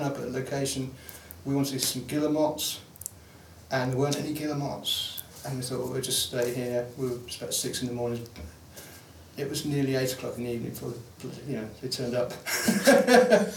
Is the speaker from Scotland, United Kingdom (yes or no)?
no; London, United Kingdom; I grew up in London